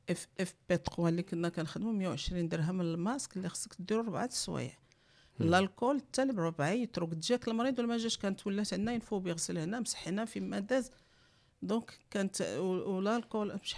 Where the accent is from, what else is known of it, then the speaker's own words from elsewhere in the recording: Morocco; علاش بدات لا فيكونداسيون ان فيترو عندنا في المغرب